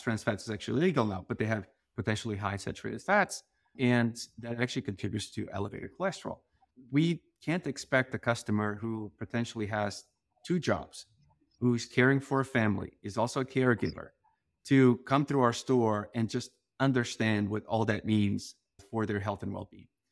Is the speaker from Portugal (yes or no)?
yes; Portugal; moved away; I grew up in this very small town in Portugal